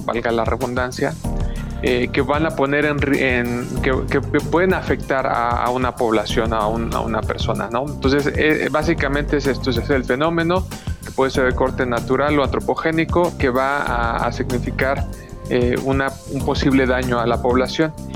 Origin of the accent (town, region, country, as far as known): Mexico